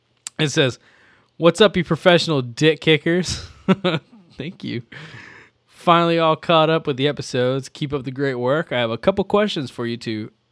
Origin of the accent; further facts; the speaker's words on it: Midwest, United States; I grew up and lived in the Midwest most of my life, but since moving to the East Coast, I realize I have a strange love of ranch dressing.